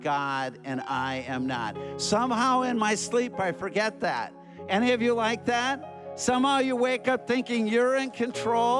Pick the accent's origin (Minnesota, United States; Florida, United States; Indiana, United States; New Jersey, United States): Minnesota, United States; Minneapolis; I'm from Minneapolis, Minnesota.